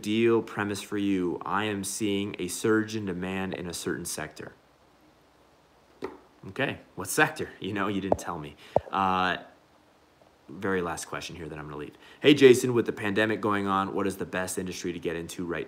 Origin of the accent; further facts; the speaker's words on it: United States; also born or lived in Mexico; I'm actually a Mexican, but I grew up in America